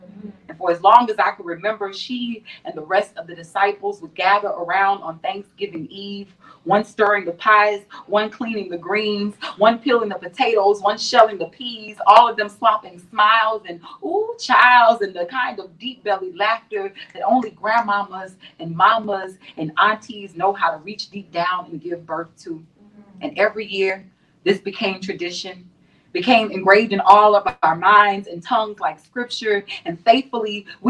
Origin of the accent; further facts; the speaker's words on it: Louisiana, United States; Told y'all I'm from Louisiana.